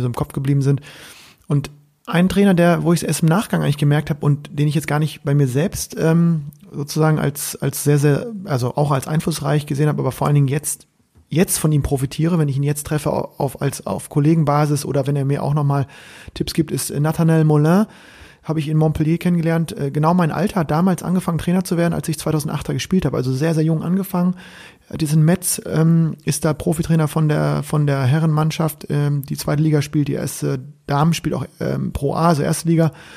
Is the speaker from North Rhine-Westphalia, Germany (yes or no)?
no; Bremen, Germany; als Bremer